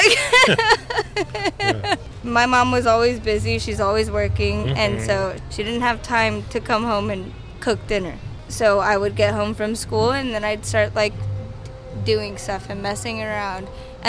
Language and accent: English; San Antonio, Texas, United States; also born or lived in Dallas; But I was born in Dallas, Texas, and then my mom, it's a whole long, crazy story.